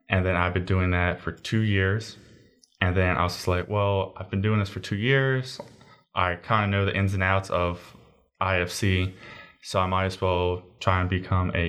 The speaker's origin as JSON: {"language": "English", "town": "Baldwin", "region": "Maryland", "country": "United States", "said": "And where are you from? Uh, Baldwin, Maryland."}